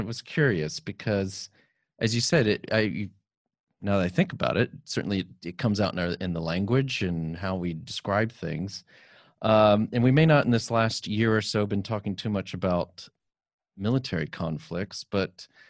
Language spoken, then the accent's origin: English; United States; now in United Kingdom; as an American